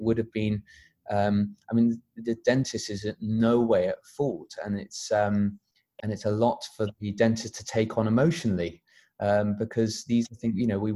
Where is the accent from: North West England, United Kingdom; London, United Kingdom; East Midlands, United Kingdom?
London, United Kingdom; also born or lived in Sheffield; I grew up in North London, close to the FMC office